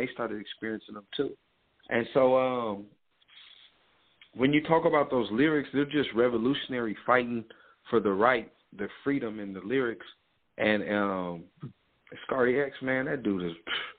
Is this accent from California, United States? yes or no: yes; Sacramento, California, United States; also born or lived in Oakland, California; I'm really from Sacramento